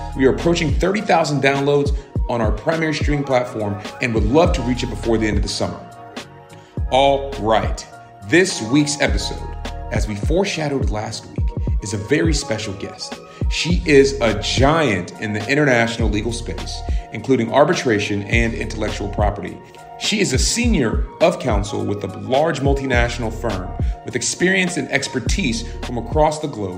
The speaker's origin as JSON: {"language": "English", "town": "Columbia", "region": "South Carolina", "country": "United States", "tie": "born or raised there", "said": "when you and I ran into each other in my hometown of Columbia, South Carolina"}